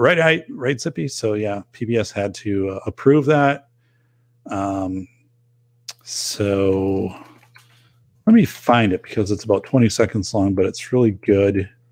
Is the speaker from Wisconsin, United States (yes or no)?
yes; Wisconsin, United States; people in my hometown, it shows here quite a bit in Wisconsin